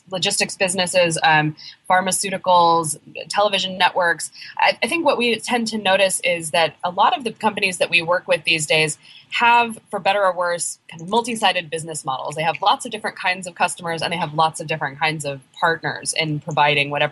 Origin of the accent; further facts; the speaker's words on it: Oregon, United States; moved away as an adult; now in Brooklyn, United States; I live in Brooklyn, New York. I'm actually from Oregon originally